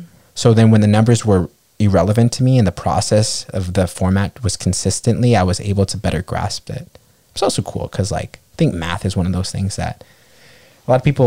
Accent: New York, United States; I grew up in New York

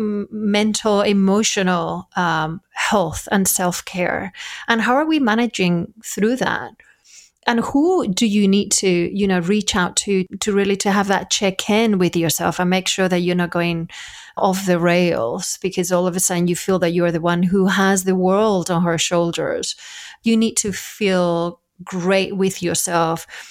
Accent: Spain; moved away; I'm from Spain

